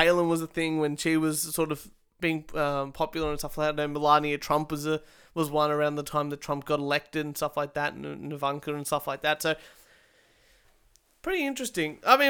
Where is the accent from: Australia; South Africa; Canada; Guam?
Australia; I've been Australian all my life.